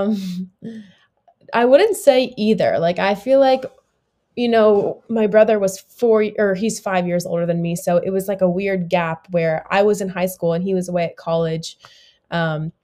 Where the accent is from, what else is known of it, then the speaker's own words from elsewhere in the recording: South Florida, United States; I grew up in Florida, in South Florida, still live here today